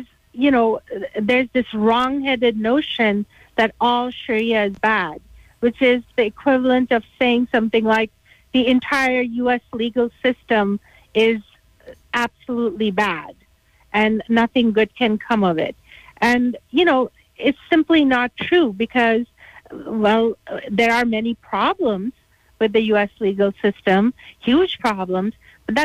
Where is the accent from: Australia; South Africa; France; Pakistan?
Pakistan; I'm from Pakistan